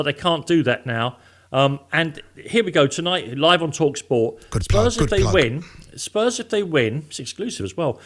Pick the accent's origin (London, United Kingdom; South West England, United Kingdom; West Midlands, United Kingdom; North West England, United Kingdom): London, United Kingdom; I'm from Islington